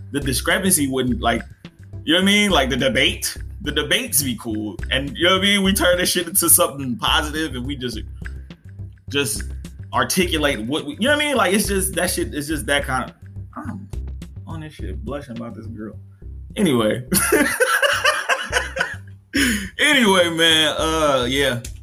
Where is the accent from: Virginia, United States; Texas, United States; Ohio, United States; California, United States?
Texas, United States; Dallas; also born or lived in New Orleans, Louisiana; I was raised in Dallas, Texas.